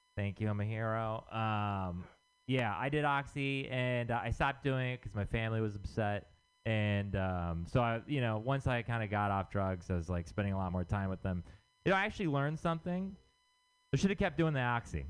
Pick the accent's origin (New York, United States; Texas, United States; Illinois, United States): Texas, United States; moved away; I'm from Texas